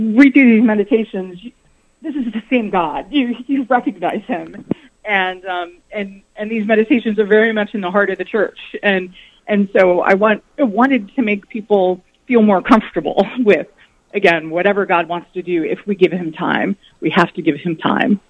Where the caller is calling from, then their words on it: New York City, New York, United States; I'm calling from New York City